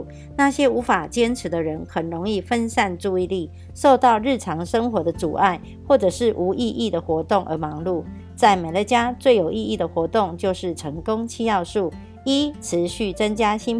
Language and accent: Chinese; Miaoli County, Taiwan; ，今天要为大家导读的主题是